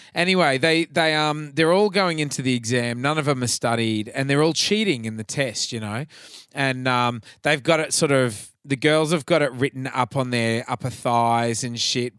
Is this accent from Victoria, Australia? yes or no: no; Atherton, Queensland, Australia; my hometown of Atherton up north